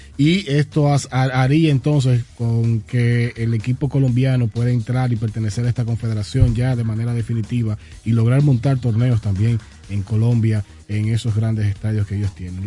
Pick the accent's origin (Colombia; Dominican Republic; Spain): Dominican Republic; nuestro nombre como República Dominicana